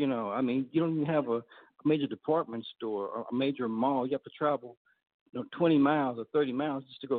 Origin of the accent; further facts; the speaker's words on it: Tulsa, Oklahoma, United States; now in Texas, United States; we grew up in Tulsa, and on the north side